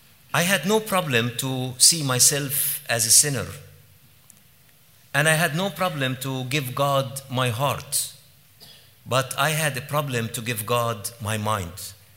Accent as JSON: {"language": "English", "region": "Jerusalem", "country": "Palestine", "tie": "born there", "said": "I was born in Jerusalem in 1967 during the Arab-Israeli War. And I was born exactly during the war."}